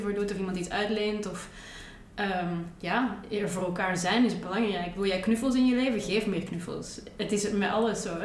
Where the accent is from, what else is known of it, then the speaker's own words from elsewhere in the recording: Antwerp, Flanders, Belgium; also born or lived in Rotterdam, Netherlands; op mijn zesde ben ik van Rotterdam naar Antwerpen verhuisd